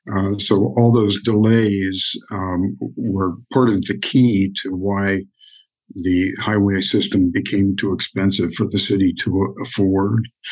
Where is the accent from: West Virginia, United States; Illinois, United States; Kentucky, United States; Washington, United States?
West Virginia, United States; Wheeling; moved away; I grew up in Wheeling, West Virginia